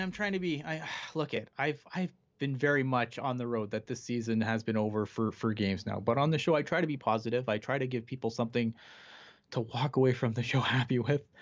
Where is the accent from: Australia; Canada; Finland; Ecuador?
Canada; I'm Canadian